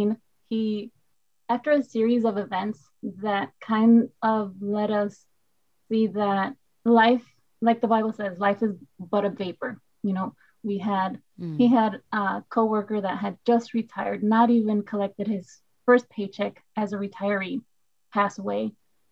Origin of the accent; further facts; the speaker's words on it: Puerto Rico; first language Spanish; English is a second language; moved away as an adult; also born or lived in United States; now in Midwest, United States; I am a boricua de pura cepa. Uepa. That means born and raised in Puerto Rico.